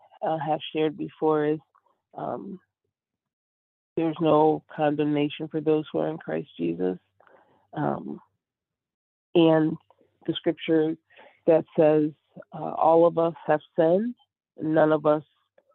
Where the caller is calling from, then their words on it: Chicago, Illinois, United States; From Chicago at the back, please.